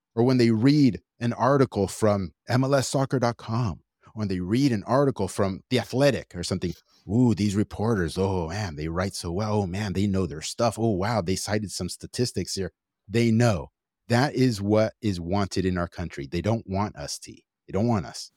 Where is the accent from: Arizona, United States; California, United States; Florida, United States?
California, United States; Los Angeles; I'm just from L